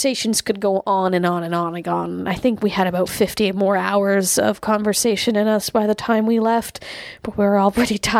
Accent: Canada; being Canadian

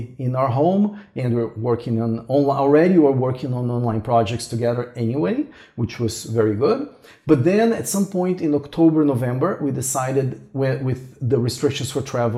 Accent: Brazil; moved away as an adult; also born or lived in Toronto, Canada; I'm originally from Brazil. And then we both moved to Toronto in Canada.

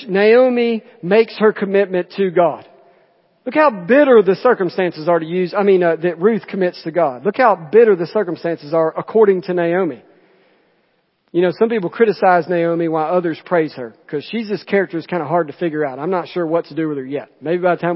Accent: Jemison, Alabama, United States; So I'm from Jemison, from Chilton County

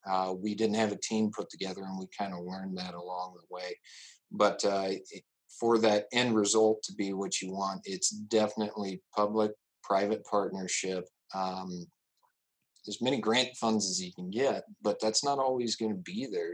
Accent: Exira, Iowa, United States; also born or lived in Hamlin, Iowa; now in Jefferson, United States; we moved to Exira, which was just to the south of there and that's where I was born and raised. Um, grew up on a farm just two miles outside of Exira

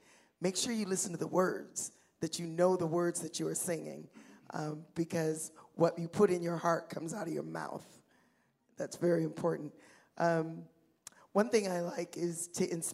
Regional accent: Seattle, Washington, United States; I was born and raised in Seattle

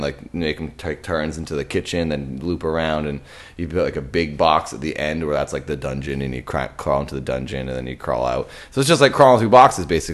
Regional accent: Massachusetts, United States; We're from Massachusetts

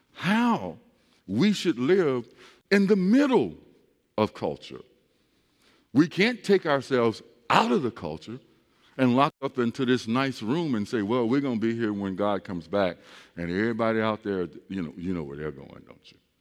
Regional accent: East St. Louis, Illinois, United States; I grew up in East St. Louis

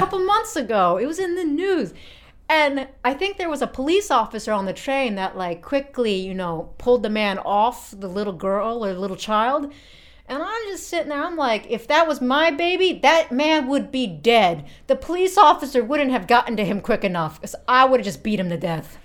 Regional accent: United States; I'm 28 years old and I'm from America.

